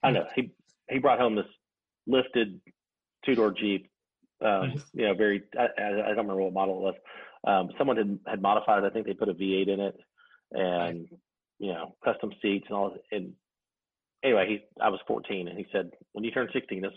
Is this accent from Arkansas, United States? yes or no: yes; Arkansas, United States; growing up in Arkansas, we just don't get a lot